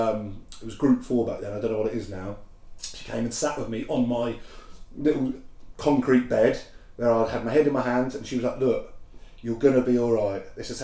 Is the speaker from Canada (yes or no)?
no; Felixstowe, East of England, United Kingdom; I was from Felixstowe.